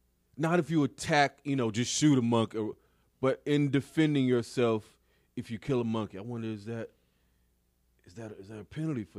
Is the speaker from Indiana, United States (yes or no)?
no; Florida, United States; In Florida.